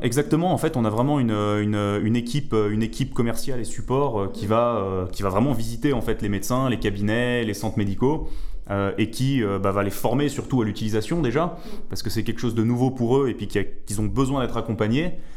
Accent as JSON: {"language": "French", "country": "Switzerland", "said": "chez nous en Suisse"}